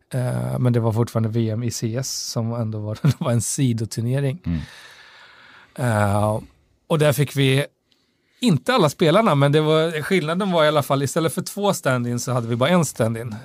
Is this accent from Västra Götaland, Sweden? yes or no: yes; Västra Götaland, Sweden; Falköping, som också är en, en grannkommun därifrån Västra Götaland, där jag kommer ifrån